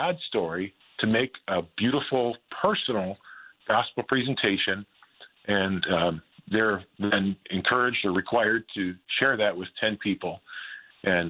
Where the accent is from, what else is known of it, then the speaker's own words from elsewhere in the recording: Green Bay, Wisconsin, United States; moved away as an adult; now in Southern California, United States; I was kind of the high school bully growing up in Green Bay.